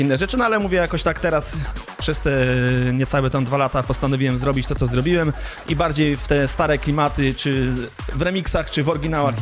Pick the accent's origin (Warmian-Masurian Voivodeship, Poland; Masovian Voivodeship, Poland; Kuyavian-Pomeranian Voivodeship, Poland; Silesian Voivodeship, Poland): Warmian-Masurian Voivodeship, Poland; Grądki; moved away as an adult; also born or lived in Gdańsk, Poland / Netherlands; now in Germany; Ogólnie pochodzę z Marmi Mazur, z takiej malutkiej miejscowości Grądki, tam się wychowałem